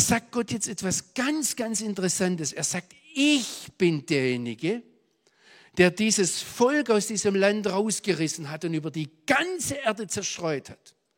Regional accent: Swabia, Baden-Württemberg, Germany; accent: Swabian; moved away; also born or lived in Israel; bis heute hören Amerikaner, wenn ich auf Englisch predige, dass ich ein Schwab bin

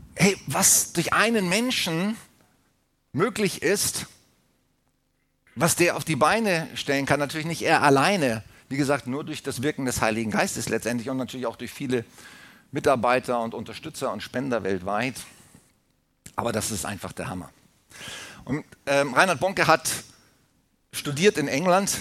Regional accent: Germany; wir als Deutsche

